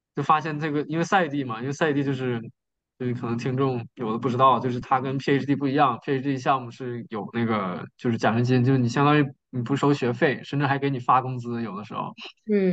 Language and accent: Chinese; Northeast China, China; moved away; 东北那边，就我的老家